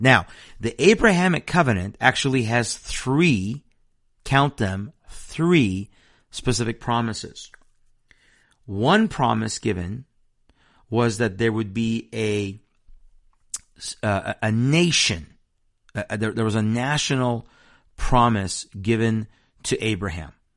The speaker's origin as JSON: {"language": "English", "country": "Iran", "tie": "born or raised there", "moved": "yes", "said": "I'm from Iran. I was born in a nation that is an avowed enemy of Israel"}